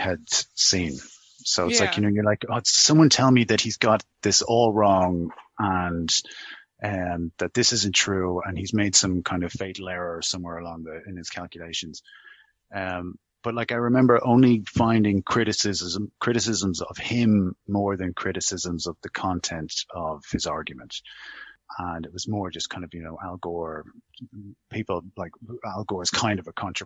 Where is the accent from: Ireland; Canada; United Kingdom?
Ireland; Dublin, Leinster; I grew up in a very well-heeled area of Dublin, Rathgar.